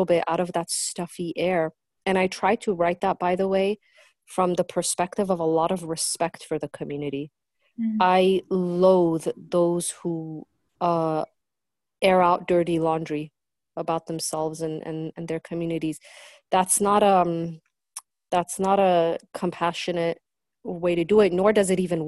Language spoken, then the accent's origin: English; Southern California, United States; also born or lived in Iran; I was born in Iran, as your intro said, and I came to this country when I was 7, and we started all over. We were refugees. And we joined a community of tens and of thousands of Persian Jewish refugees in Southern California